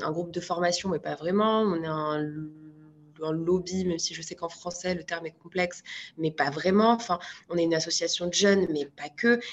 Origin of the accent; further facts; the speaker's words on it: Marrakech, Marrakesh-Safi, Morocco; moved away as an adult; also born or lived in Paris, France; now in France; je suis née à Marrakech, j'ai grandi à Marrakech